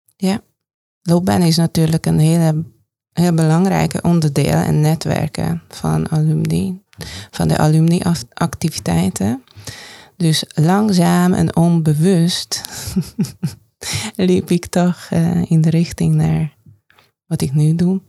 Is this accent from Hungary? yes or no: yes; Hungary; Dutch is a second language; moved away as an adult; now in Netherlands; mijn vaderland, moederland, Hongarije